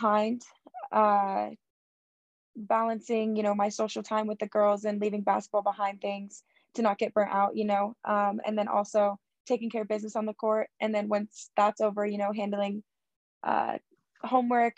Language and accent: English; Boise, Idaho, United States; moved away; I'm from Boise, so I just felt like it reminded me of my hometown